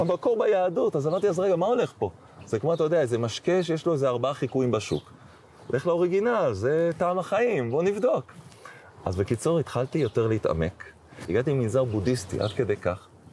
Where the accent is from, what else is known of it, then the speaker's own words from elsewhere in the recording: Jerusalem, Jerusalem District, Israel; moved away as an adult; also born or lived in Scotland; אני לא אחד שמתרגש מירושלים, כי גדלתי פה